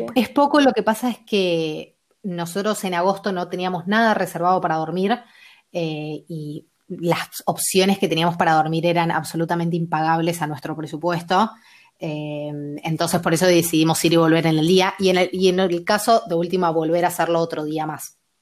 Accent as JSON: {"language": "Spanish", "country": "Argentina", "also_born_or_lived": "Mar del Plata / Bolivia", "said": "Yo soy de Argentina, eh, vivo en Mar del Plata"}